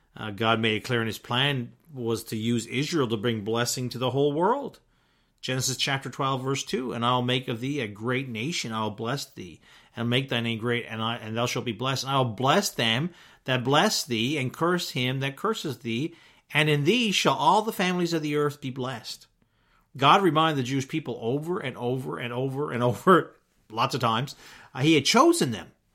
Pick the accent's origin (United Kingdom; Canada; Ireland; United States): Canada; Newfoundland and Labrador; myself growing up in Newfoundland